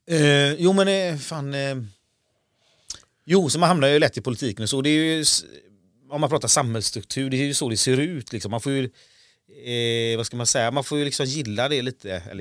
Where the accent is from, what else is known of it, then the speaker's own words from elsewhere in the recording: Sweden; also born or lived in India; Ja precis, jag är, Indien. Jag är adopterad